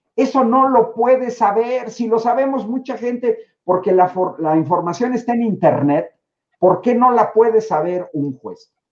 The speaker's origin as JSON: {"language": "Spanish", "country": "Mexico", "said": "mi país"}